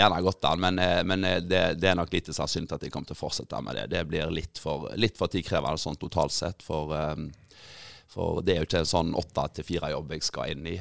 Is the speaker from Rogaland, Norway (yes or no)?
yes; Grinde, Rogaland, Norway; jeg kom opprinnelig fra Grinde